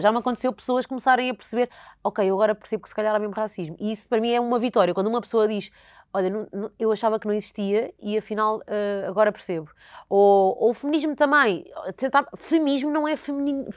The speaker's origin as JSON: {"language": "Portuguese", "town": "Alenquer", "region": "Lisbon", "country": "Portugal", "tie": "born or raised there", "said": "eu cresci em Alenquer, numa vila pequena"}